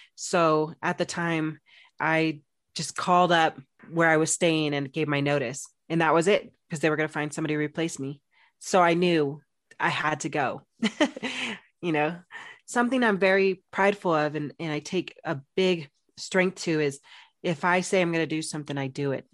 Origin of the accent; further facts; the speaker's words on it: Phoenix, Arizona, United States; moved away as an adult; I'm from Phoenix, Arizona, big city, loved it. was there for sixteen years.